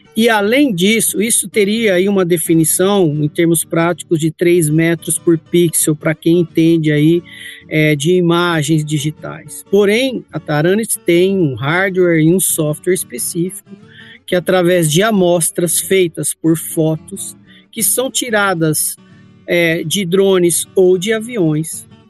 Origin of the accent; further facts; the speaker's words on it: Campinas, São Paulo, Brazil; Eu sou natural de Campinas, aqui em São Paulo